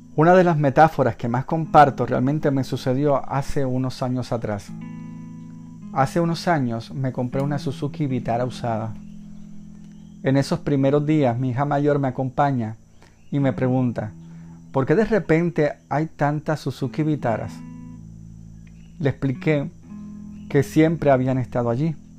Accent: Puerto Rico; mi país, Puerto Rico

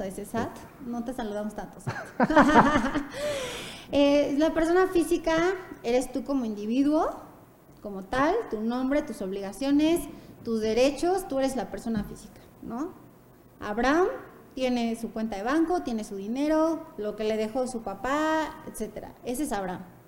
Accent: Puebla, Mexico; moved away; also born or lived in Santa Fe, Mexico City; nací y crecí en Puebla, estudié en Puebla

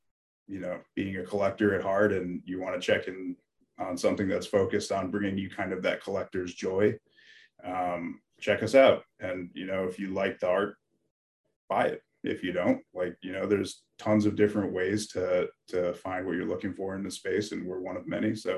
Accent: Connecticut, United States; moved away as an adult; also born or lived in Carmel, New York; now in Norway; I was born in Carmel, New York, and grew up in Connecticut

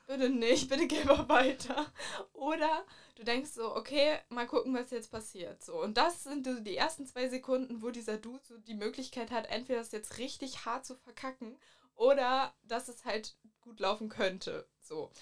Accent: Mecklenburg-Vorpommern, Germany; moved away; ich komme eigentlich aus Mecklenburg.

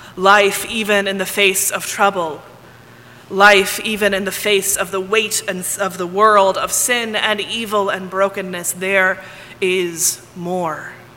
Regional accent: Texas, United States; also born or lived in Ohio; I grew up here in Texas, I have found that I say y'all all the time.

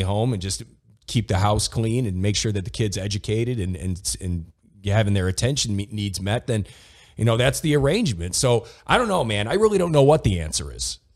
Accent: Toledo, Ohio, United States; my hometown was Toledo Ohio

